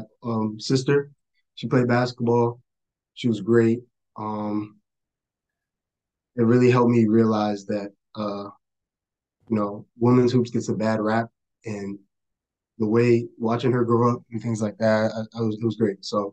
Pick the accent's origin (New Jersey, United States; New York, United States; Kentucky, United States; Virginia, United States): Virginia, United States; Charlottesville; born there; So I was born in Charlottesville, Virginia, UVA Hospital. Go Hoos. I'm the youngest of four siblings.